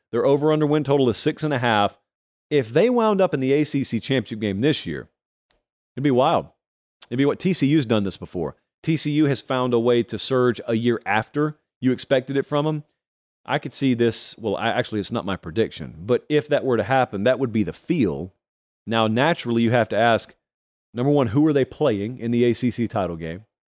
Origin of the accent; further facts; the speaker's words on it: Georgia, United States; moved away; my home state down in Georgia